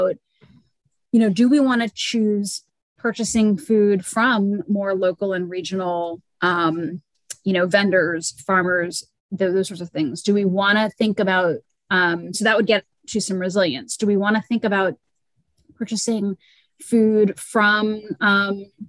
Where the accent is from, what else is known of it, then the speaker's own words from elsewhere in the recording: Louisiana, United States; I'm from Louisiana